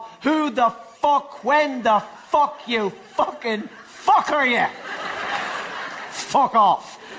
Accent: Ireland; It's because I am an Irish person. I'm an Irish person speaking the English language.

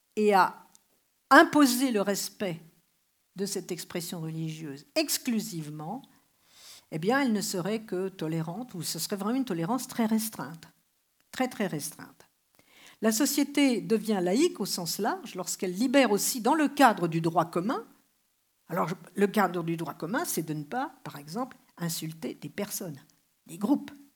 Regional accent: France; je suis française

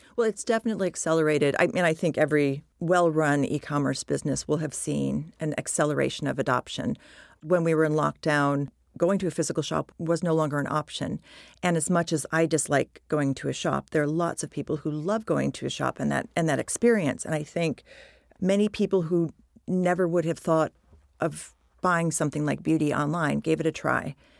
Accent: United States; moved away as an adult; also born or lived in United Kingdom; I'm American and I had been in the U K for over a decade

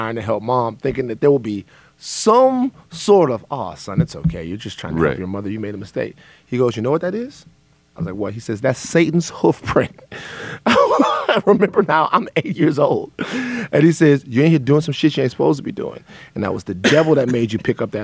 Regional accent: Louisiana, United States; I'm from Louisiana

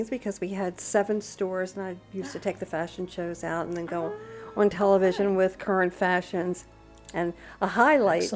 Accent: Annapolis, Maryland, United States; moved away as an adult; also born or lived in Baltimore, Maryland / Italy; now in Punta Gorda, United States; I'm from Annapolis, Maryland. However, I grew up there and then moved to Baltimore for a few years and then off to Italy for a few years.

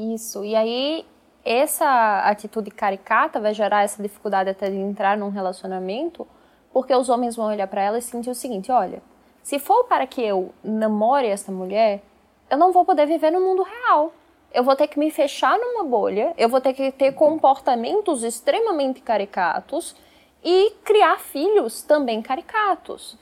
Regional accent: Pernambuco, Brazil; o Gilberto Freire lá da minha terra

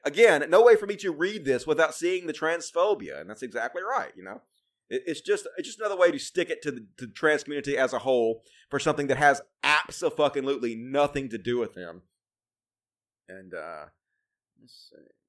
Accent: Mississippi, United States; I'm from Mississippi. It's, uh, all hillbilly country out here

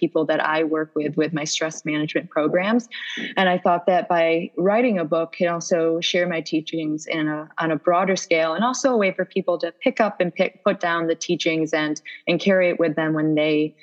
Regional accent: Syracuse, New York, United States; moved away as an adult; now in New York City, United States; I grew up in Syracuse, New York, which is about 4 hours north, but I've been here for 15 years

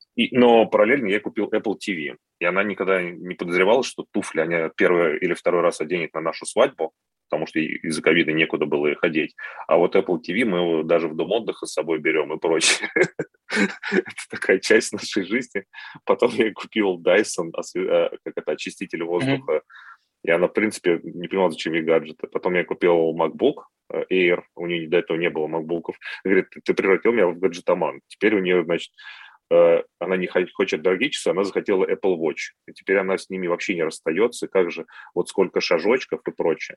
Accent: Moscow, Russia; я москвич

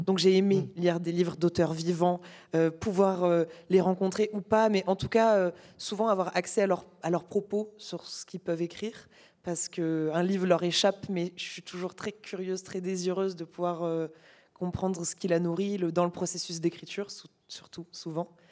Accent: Narbonne, Occitania, France; moved away; je venais d'un tout petit lycée de province

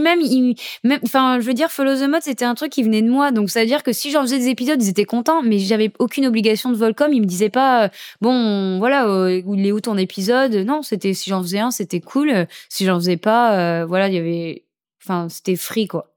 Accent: St. Martin; depuis que je suis toute petite, je viens de Saint-Martin

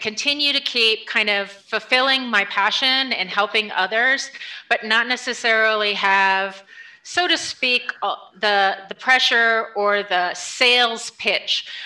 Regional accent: New Paltz, New York, United States; So I grew up in a small town uh, in upstate New York called okay. New Paltz.

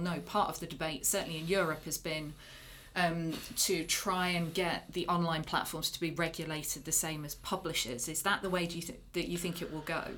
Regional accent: United Kingdom; as a Brit

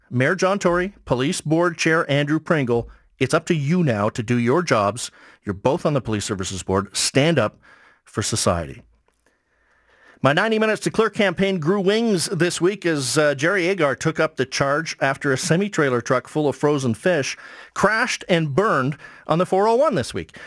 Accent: Kamloops, British Columbia, Canada; now in Toronto, Canada; I went to an elementary school in Kamloops, BC

